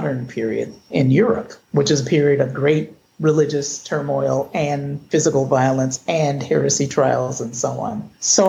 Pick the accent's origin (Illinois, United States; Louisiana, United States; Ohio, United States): Ohio, United States; Cleveland; I was born in Cleveland, or shall I say it? Well, I was born in 1963